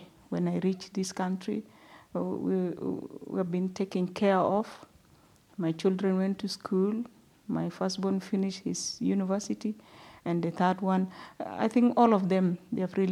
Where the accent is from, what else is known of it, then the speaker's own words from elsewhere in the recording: South Sudan; moved away as an adult; also born or lived in Uganda; now in Perth, Australia; I'm originally from South Sudan.